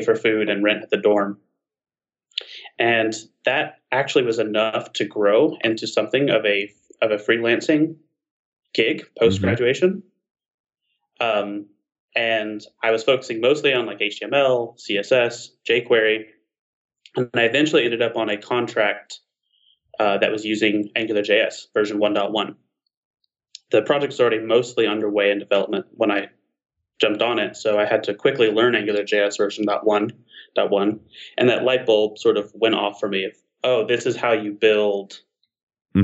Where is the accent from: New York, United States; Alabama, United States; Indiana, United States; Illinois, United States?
Alabama, United States; Alabama Gulf Coast, United States; I grew up on the Alabama Gulf Coast